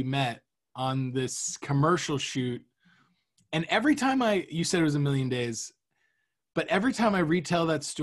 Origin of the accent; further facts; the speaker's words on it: Cape Coral, Florida, United States; Cape Coral and Fort Myers in my hometown